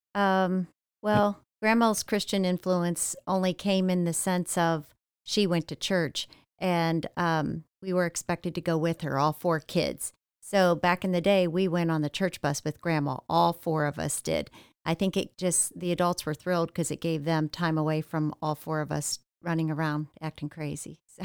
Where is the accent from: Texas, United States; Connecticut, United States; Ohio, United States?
Ohio, United States; now in Florida, United States; born and raised in Ohio, about forty-five miles south of Cleveland